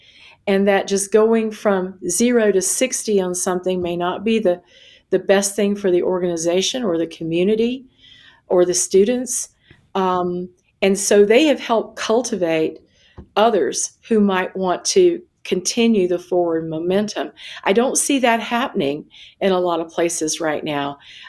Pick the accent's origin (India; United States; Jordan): United States; South Carolina; So for me, my metaphor is always the ocean because I grew up on one in South Carolina.